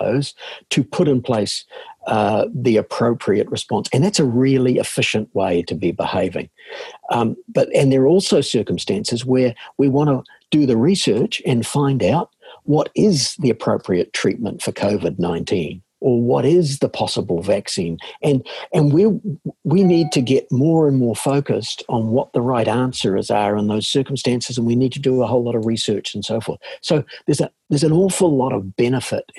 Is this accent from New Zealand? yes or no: yes; New Zealand; from my accent that I'm a born and bred New Zealander.